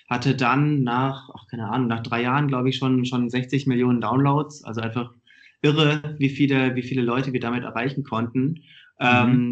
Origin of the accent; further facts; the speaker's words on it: Stuttgart, Baden-Württemberg, Germany; Ähm, ich komme komm aus Stuttgart, also eigentlich aus einer ähnlichen Gegend wie, wie du.